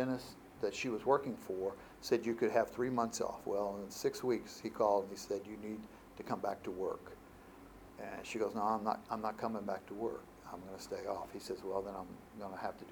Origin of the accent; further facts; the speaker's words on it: Nashville, Tennessee, United States; I was from Nashville, Tennessee.